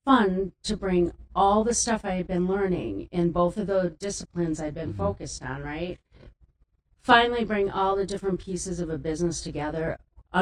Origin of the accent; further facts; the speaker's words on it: Wild Rose, Wisconsin, United States; also born or lived in Milwaukee, Wisconsin; I grew up in Wild Rose